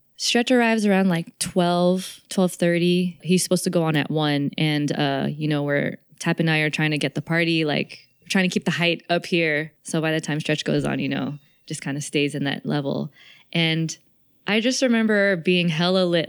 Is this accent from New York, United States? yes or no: no; the Bay Area, California, United States; growing up in the Bay